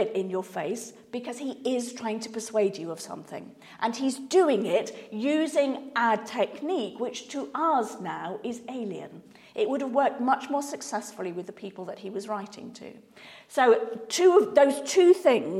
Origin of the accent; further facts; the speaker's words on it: Manchester, North West England, United Kingdom; moved away as an adult; now in South of England, United Kingdom; I grew up in Manchester and now live in the South.